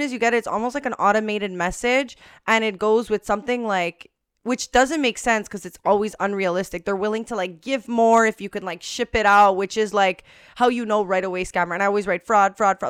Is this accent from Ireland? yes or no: no; Montreal, Quebec, Canada; We're from Montreal